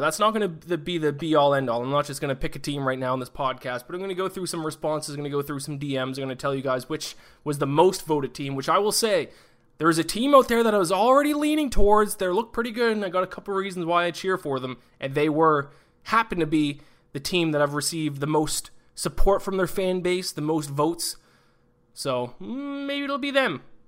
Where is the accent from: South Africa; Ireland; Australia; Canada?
Canada; I'm Canadian